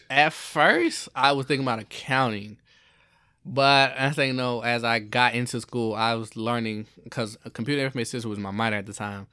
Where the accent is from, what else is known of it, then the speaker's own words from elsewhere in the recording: Jacksonville, Florida, United States; moved away; I grew up in Jacksonville, Florida